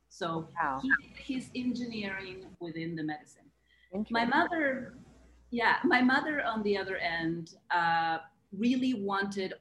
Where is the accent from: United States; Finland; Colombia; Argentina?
Argentina; moved away as an adult; I grew up in Argentina. I'm Argentinian. I lived there until I was 23 or 24.